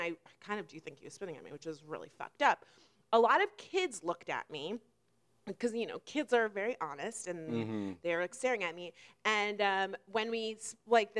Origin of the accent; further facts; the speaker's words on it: New York, United States; where are you from? And I said, New York